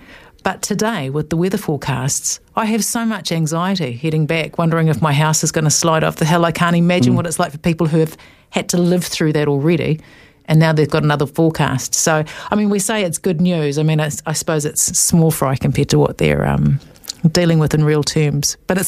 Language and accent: English; Thames Coast, Waikato, New Zealand; I'm from the Thames Coast.